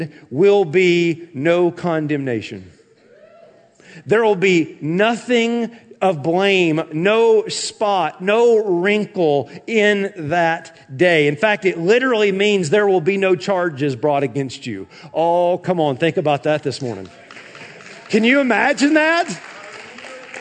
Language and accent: English; the South, United States; when I was growing up in the South